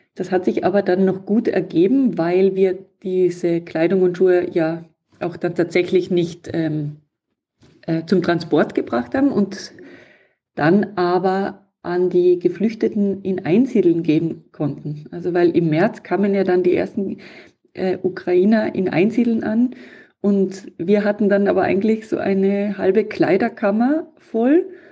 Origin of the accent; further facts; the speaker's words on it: Tyrol, Austria; in meiner Heimatregion in Tirol